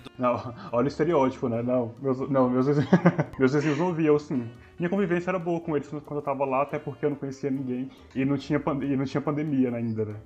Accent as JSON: {"language": "Portuguese", "town": "Luislândia", "region": "Minas Gerais", "country": "Brazil", "tie": "born or raised there", "moved": "as an adult", "lives_now": "Rio de Janeiro, Brazil", "said": "da minha cidade natal, né, que é Luislândia, fica no norte de Minas"}